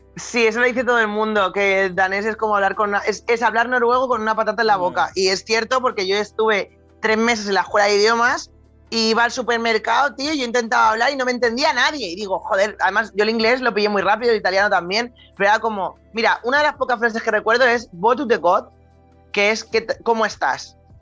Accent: Spain; also born or lived in Denmark; como español

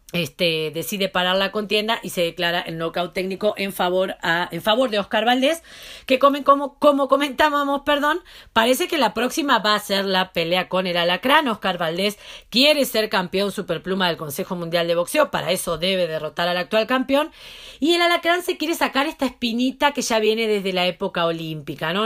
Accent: Mexico; como buena mexicana que me siento

